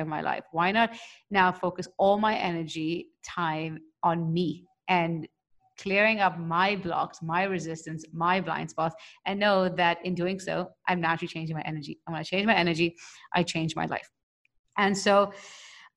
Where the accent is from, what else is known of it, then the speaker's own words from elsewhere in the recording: India; I'm an Indian